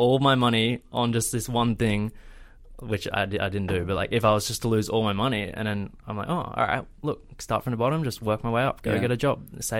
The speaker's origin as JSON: {"language": "English", "country": "Australia", "said": "something completely different to what we have experienced in Australia."}